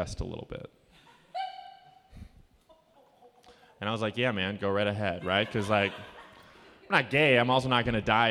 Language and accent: English; Oconomowoc, Wisconsin, United States; I grew up in Oconomowoc. That's where I grew up